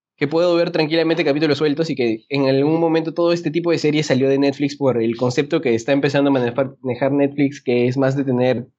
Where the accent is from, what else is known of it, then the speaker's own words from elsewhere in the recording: Peru; como buen peruano